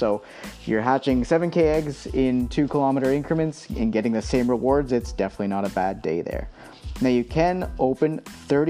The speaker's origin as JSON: {"language": "English", "country": "Canada", "said": "I am a Canadian myself"}